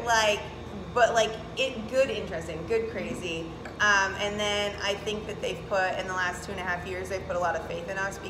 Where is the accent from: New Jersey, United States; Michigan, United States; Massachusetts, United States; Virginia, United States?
Michigan, United States; Northern; now in Manistee, United States; growing up in Northern Michigan